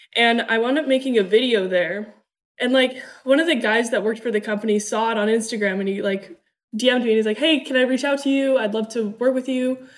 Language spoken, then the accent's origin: English; Newport Beach, California, United States; also born or lived in Germany; I was born in Germany, but I grew up in Newport Beach, California.